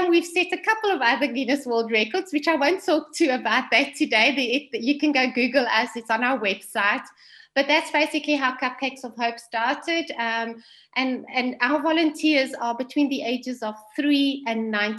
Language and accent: English; Vaal Triangle, Gauteng, South Africa; I'm originally from the Vaal Triangle.